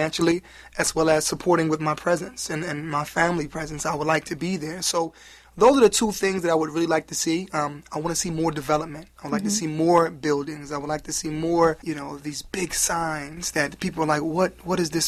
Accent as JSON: {"language": "English", "town": "New York City", "region": "New York", "country": "United States", "also_born_or_lived": "Washington, D.C.", "moved": "yes", "lives_now": "Cleveland, United States", "said": "I'm originally from Brooklyn, New York."}